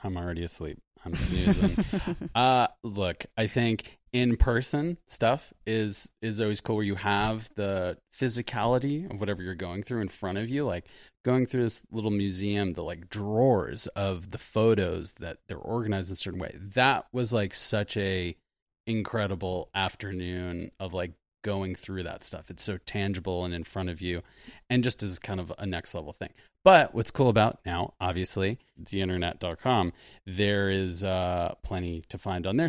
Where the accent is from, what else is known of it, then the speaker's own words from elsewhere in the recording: Sea Cliff, New York, United States; moved away; I was from this little beach town called Seacliff